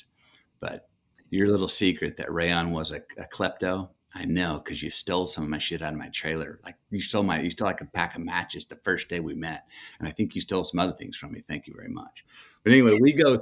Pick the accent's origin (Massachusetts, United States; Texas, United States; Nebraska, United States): Texas, United States; Longview; I'm from Longview